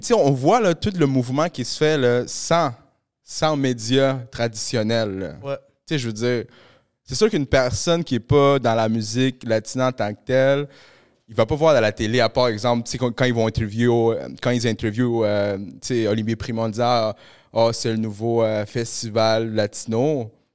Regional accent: Montreal, Quebec, Canada; accent: Québécois; also born or lived in Peru; je suis péruvien, j'ai grandi à Montréal, j'ai grandi ici, euh, plus dans le coin de Pointe-aux-Trembles. Mais mes parents, tu sais, je suis venu ici quand j'avais 8 ans, bro. moi, je parle comme un Québécois

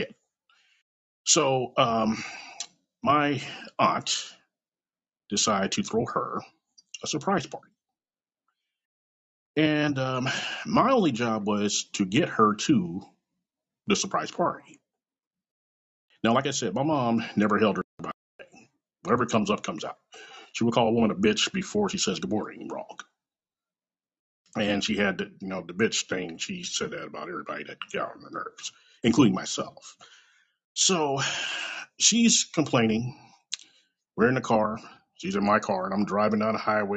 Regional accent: Kansas City, Missouri, United States; born or raised there; also born or lived in California

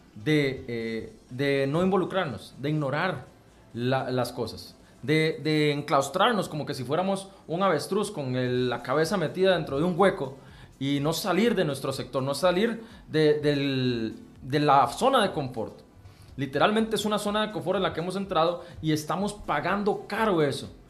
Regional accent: Costa Rica; como costarricenses

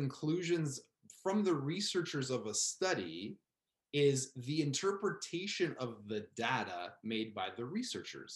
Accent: Canada; we're Canadian.

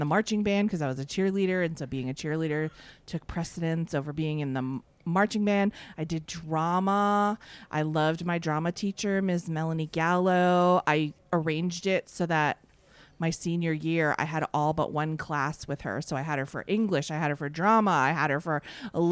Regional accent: Fitchburg, Massachusetts, United States; I grew up in Fitchburg, Massachusetts

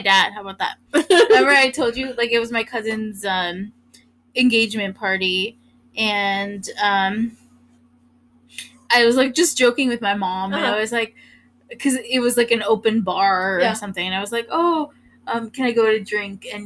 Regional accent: Northern Virginia, United States; now in New York, United States; I am originally from Northern Virginia. That's why I do not have a Northern accent. I do not have a Southern accent

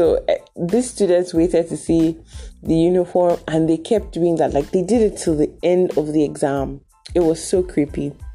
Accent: Delta, Nigeria; I'm from Delta

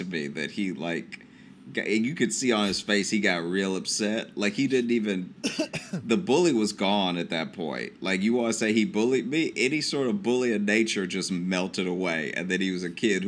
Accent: Peabody, United States; born or raised there

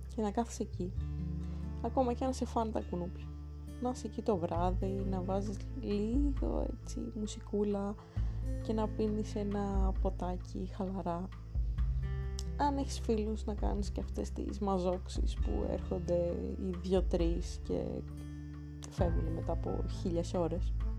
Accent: Athens, Attica, Greece; θέλω να φύγω και από την πόλη μου

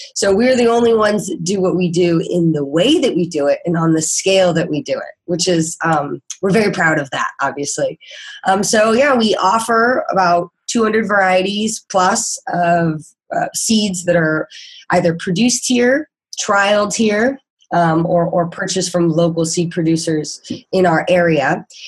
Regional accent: Kansas, United States; moved away as an adult; now in San Diego, United States; I am actually originally from Kansas

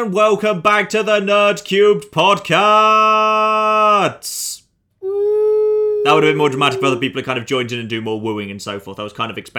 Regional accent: England, United Kingdom; I'm from the Midlands.

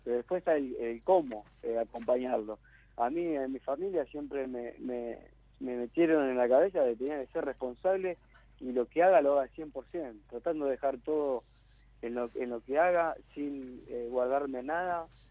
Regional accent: Venado Tuerto, Santa Fe, Argentina; also born or lived in Rufino; nosotros nacimos en Rufino, un pueblo chiquito, después al tiempito nos fuimos a vivir a Venado Tuerto

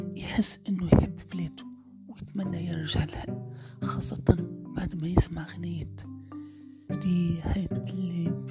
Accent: Tunisia; بلادي تونس

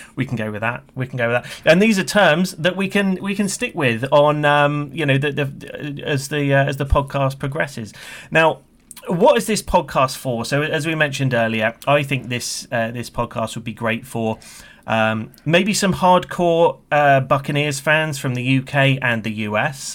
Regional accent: United Kingdom; you can tell by my accent. from the U K.

